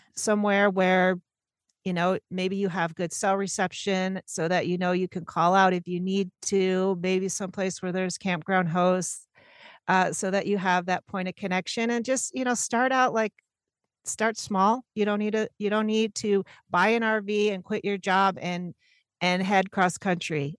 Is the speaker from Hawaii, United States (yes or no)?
no; Syracuse, New York, United States; moved away as an adult; now in Portland, United States; I'm born and raised in Syracuse, New York, but I've lived out in Portland about twenty-five years now